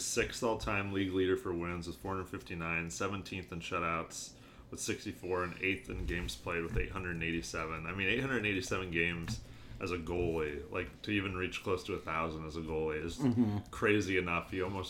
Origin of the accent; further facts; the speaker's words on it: St. Louis, Missouri, United States; this guy wanted to know where we were from, and I said St. Louis